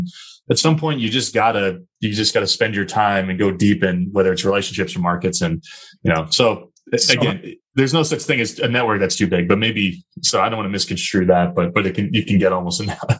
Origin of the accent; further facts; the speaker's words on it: Northeast, United States; Like, you know, I'm from the Northeast. I'm never going to turn down an opportunity to go to Florida, right, especially in the winter.